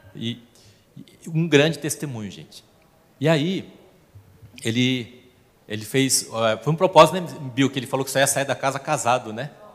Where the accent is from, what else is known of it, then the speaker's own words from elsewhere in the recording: South Korea; now in Brazil; eu sou coreano